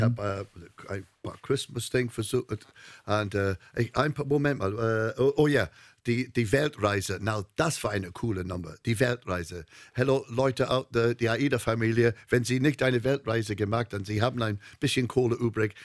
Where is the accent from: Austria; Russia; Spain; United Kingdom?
United Kingdom; North Wales; German is a second language; moved away as an adult; now in Hamburg, Germany; ich komme aus Nordwales